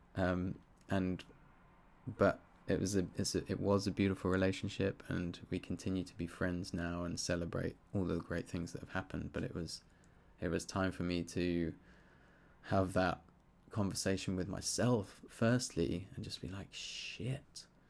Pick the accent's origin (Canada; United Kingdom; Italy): United Kingdom; Surrey, South East England; growing up in Surrey in the U K